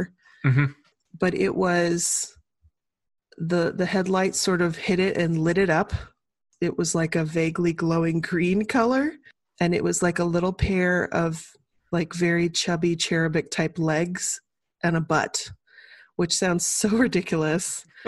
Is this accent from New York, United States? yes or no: no; Birmingham, Alabama, United States; moved away; I grew up in Birmingham, Alabama